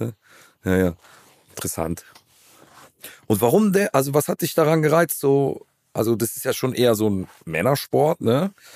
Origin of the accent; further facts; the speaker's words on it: Cologne, North Rhine-Westphalia, Germany; Ich bin eine Kölsche Jung, geboren in der Südstadt, im Klösterchen